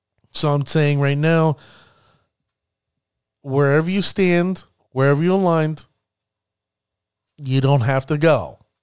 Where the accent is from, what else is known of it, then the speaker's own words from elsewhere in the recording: New Jersey, United States; I really am praying, that it ends up coming to my home state of New Jersey. I hope it comes here.